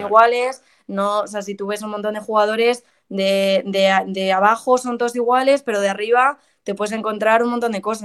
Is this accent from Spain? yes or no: yes; Madrid, Community of Madrid, Spain; also born or lived in South Carolina; soy de aquí de Madrid. Eh, tengo 24 años, llevo aquí en Madrid toda mi vida